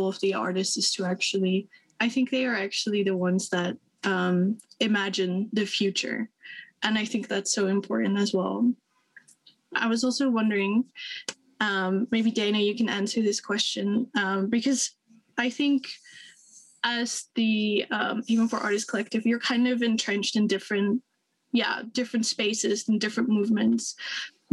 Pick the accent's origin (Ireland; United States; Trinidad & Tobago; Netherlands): Netherlands; I'm from the Netherlands.